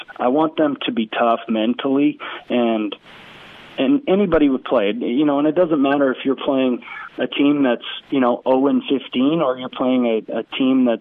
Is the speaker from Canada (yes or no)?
yes; West Coast Canada, Canada; now in Cookeville, United States; I grew up in West Coast Canada